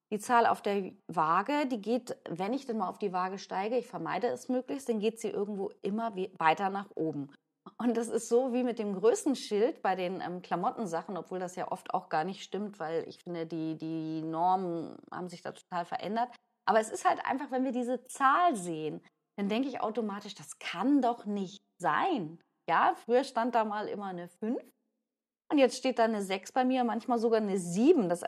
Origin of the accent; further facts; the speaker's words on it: Hamburg, Germany; ich bin ja eben auch oft in Hamburg, ich bin Hamburgerin